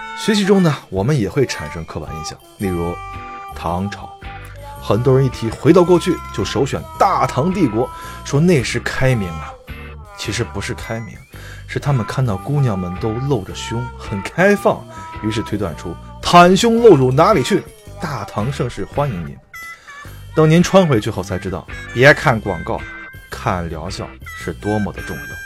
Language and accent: Chinese; Henan, China; 我是河南人